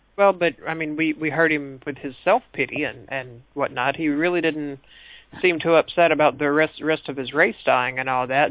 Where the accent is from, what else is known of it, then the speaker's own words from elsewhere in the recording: the American South, United States; I'm from the American South, which means that they they make us read lots and lots of Mark Twain